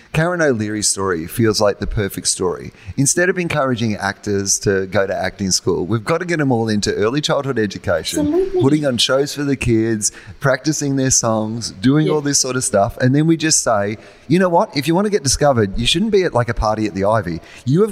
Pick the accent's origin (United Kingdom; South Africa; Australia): Australia; as an Australian